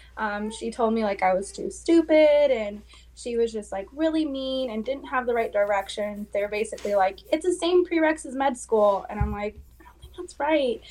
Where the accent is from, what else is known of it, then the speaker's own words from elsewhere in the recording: West Coast, United States; now in Manchester, United States; I am originally from the West Coast